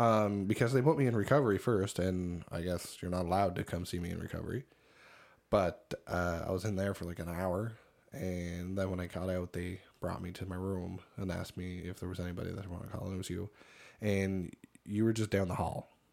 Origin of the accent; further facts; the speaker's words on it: Cape Breton, Nova Scotia, Canada; moved away; they asked where I was originally from. And I said, Cape Breton